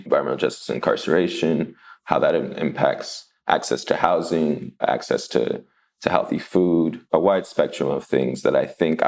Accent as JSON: {"language": "English", "town": "Los Angeles", "region": "California", "country": "United States", "tie": "born or raised there", "said": "I grew up in Wilmington in the Harbor City area of Los Angeles"}